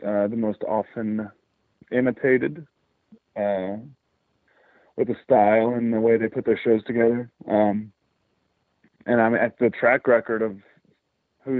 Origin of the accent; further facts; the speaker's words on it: Kentucky, United States; I'm from Kentucky.